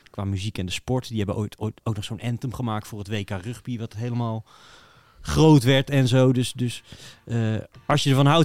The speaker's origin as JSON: {"language": "Dutch", "town": "Walsall", "region": "West Midlands", "country": "United Kingdom", "said": "Zo van, natuurlijk ben ik voor Walsall, want ik kom uit Walsall, mm. weet je wel. En dat ligt eigenlijk aan de weg tussen Birmingham en, eh, en Wolverhampton."}